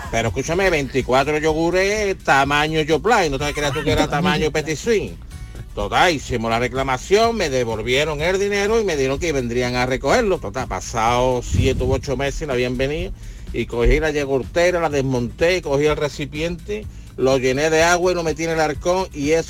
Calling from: Seville, Andalusia, Spain; del Empujo de Sevilla.

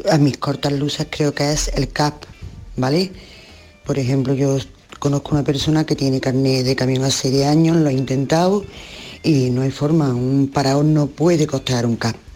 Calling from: Córdoba, Andalusia, Spain; hola buenos días … de Córdoba

